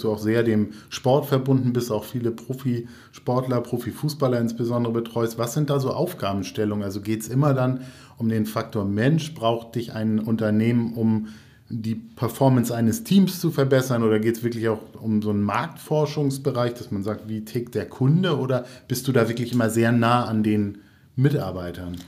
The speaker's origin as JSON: {"language": "German", "town": "Lübeck", "region": "Schleswig-Holstein", "country": "Germany", "also_born_or_lived": "Flensburg", "said": "Ich bin Lübecker, habe in Flensburg studiert, also ähm, ich bin auch ein Nordlicht"}